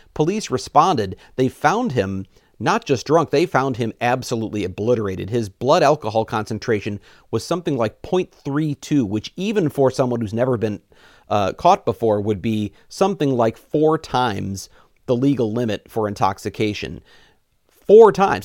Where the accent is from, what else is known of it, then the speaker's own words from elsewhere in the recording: Missouri, United States; moved away as an adult; now in Wisconsin, United States; I'm from Missouri originally